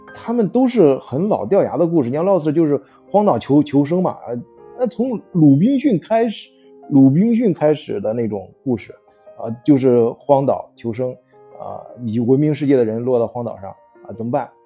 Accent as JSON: {"language": "Chinese", "country": "China", "moved": "yes", "said": "我作为中国人"}